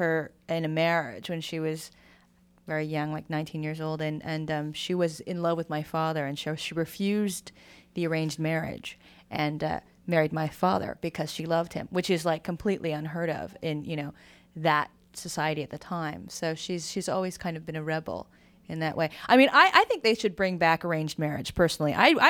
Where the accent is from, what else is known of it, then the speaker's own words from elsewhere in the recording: United States; My family really represents the Asian-ness of me, as where I'm very American. So I think that that's a pretty interesting cultural thing, that if you're brought up in this country and you're from an immigrant family